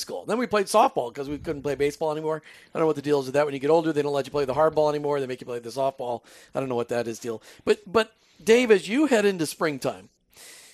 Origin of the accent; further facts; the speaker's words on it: Minnesota, United States; I'm from Minnesota